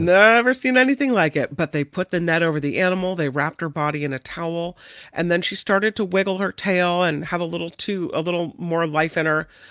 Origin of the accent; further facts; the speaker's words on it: United States; I'm American